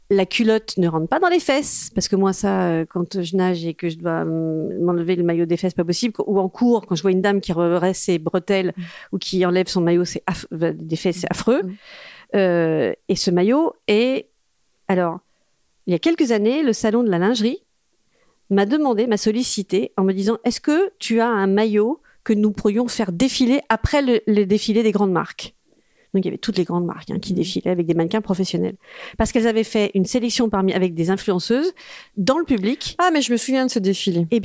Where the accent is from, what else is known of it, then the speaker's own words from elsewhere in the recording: France; also born or lived in Corsica (summers, ancestry) / China; je suis française et j'ai été élevée à la française avec des marques françaises autour de moi